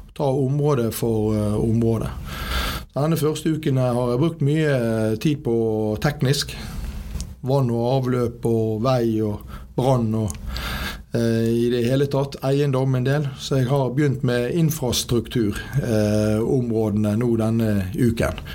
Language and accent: Norwegian; Bergen, Vestland, Norway; Født og oppvokst på Landås